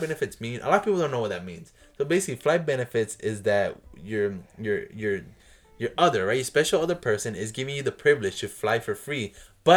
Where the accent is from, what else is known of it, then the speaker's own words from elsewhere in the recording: Florida, United States; now in New York, United States; I grew up in the South, in Florida